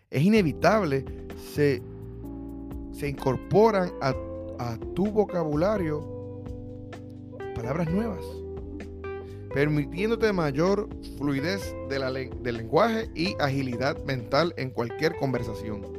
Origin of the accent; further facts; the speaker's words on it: Puerto Rico; now in United States; cuando me mudé de Puerto Rico para los Estados Unidos